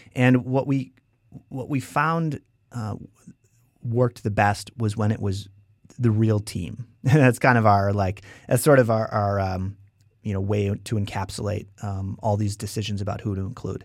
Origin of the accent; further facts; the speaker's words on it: Wisconsin, United States; moved away as an adult; also born or lived in San Francisco; we're both from Wisconsin